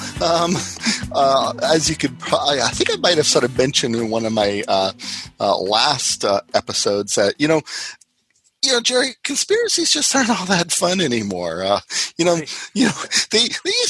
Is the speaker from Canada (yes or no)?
yes; Canada; as a Canadian